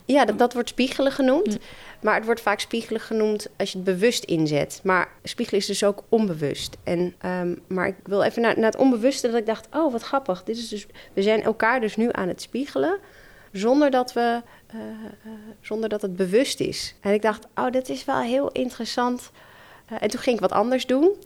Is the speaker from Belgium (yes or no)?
no; Netherlands; ik ben in de Nederlandse cultuur opgegroeid